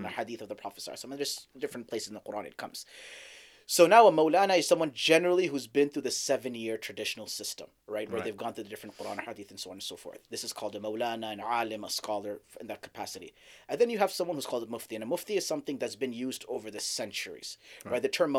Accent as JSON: {"language": "English", "country": "Saudi Arabia", "tie": "born or raised there", "also_born_or_lived": "Dallas, Texas, United States", "said": "So I was born in Dallas, Texas, but I grew up in Saudi."}